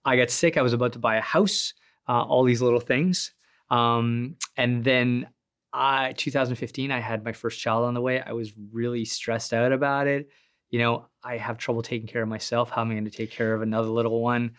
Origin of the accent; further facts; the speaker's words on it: Sudbury, Ontario, Canada; I'm from Sudbury